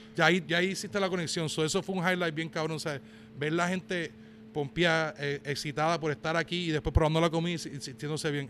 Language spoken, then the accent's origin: Spanish; Puerto Rico; now in Georgia, United States; yo cuando me crié en Puerto Rico